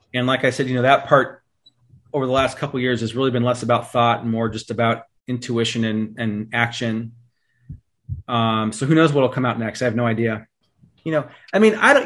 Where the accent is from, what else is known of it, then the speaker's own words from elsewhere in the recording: East Bay, California, United States; we grew up in the East Bay here in, in California